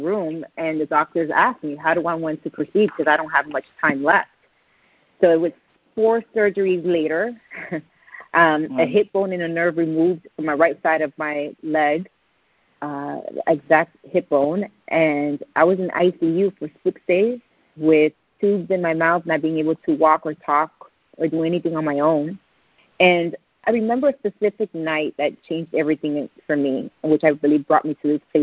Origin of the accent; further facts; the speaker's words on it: Puerto Rico; accent: Puerto Rican; My Puerto Rican accent